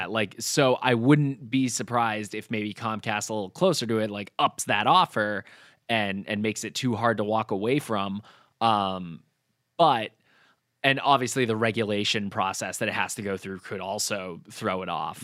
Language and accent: English; New Hampshire, United States; I grew up in New Hampshire